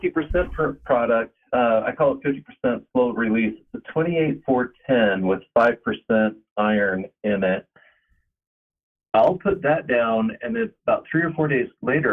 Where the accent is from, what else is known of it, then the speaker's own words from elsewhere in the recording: Salt Lake City, Utah, United States; I'm from Salt Lake City, Utah.